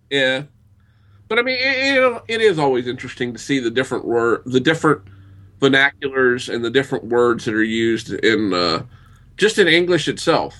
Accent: the South, United States; I grew up in the South, and we have something we term yardbird

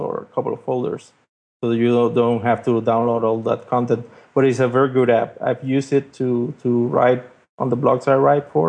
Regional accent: Puerto Rico; PR because I'm from Puerto Rico

